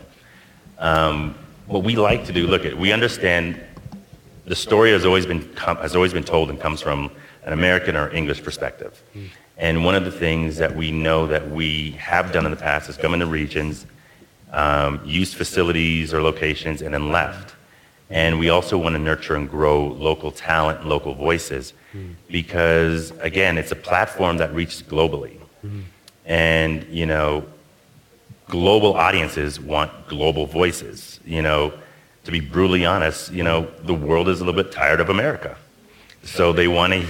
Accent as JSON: {"language": "English", "town": "Toronto", "region": "Ontario", "country": "Canada", "moved": "yes", "said": "I'm originally from Toronto."}